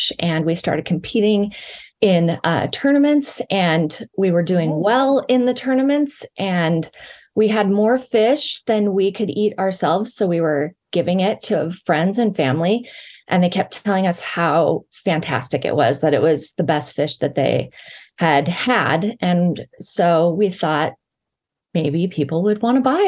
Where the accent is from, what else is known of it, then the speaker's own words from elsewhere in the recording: Pacific Northwest, United States; moved away; I'm from the Pacific Northwest